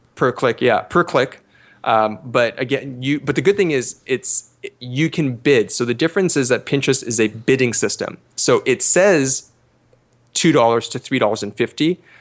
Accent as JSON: {"language": "English", "country": "Canada", "said": "I'm actually Canadian"}